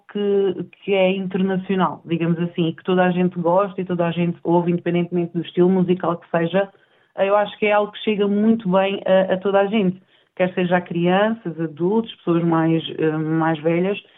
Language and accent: Portuguese; Portugal; moved away as an adult; vim de Portugal com o desejo de encontrar melhores condições de, de vida, porque Portugal neste momento não está propriamente Uh, está bom para visitar, mas para viver não é melhor